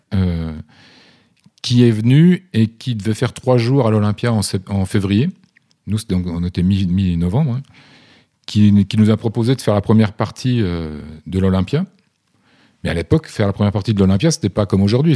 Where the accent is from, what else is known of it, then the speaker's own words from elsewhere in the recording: Vosges, Grand Est, France; dans les Vosges, là d'où je viens